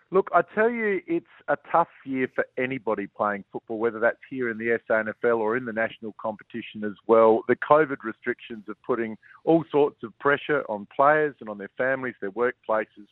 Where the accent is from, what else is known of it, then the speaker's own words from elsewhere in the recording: Port Adelaide, South Australia, Australia; I grew up in Port Adelaide